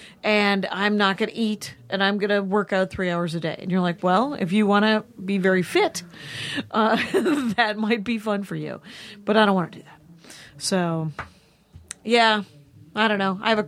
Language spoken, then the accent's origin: English; Wisconsin, United States; I mentioned that I was from Wisconsin, as I often do.